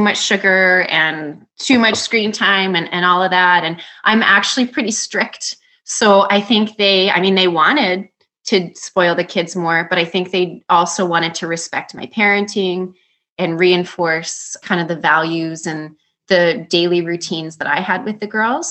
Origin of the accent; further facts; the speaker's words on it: Canada; a small town that's my hometown